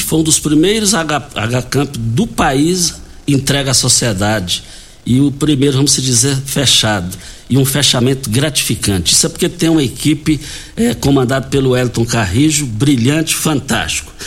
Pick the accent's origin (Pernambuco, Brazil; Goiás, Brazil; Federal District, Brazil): Goiás, Brazil; Douradinho; no quilômetro 6, saída para Itumbiara, ali que nós nascemos no Douradinho.